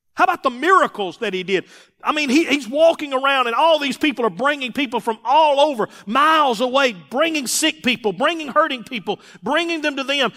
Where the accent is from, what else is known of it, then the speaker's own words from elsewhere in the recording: Mississippi, United States; I'm, I'm from Mississippi